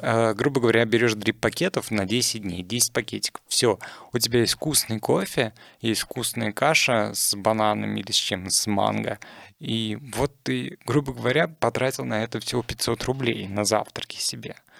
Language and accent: Russian; Russia